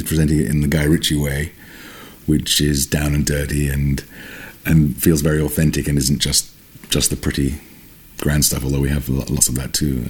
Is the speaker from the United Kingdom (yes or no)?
yes; London, United Kingdom; I grew up in London as well.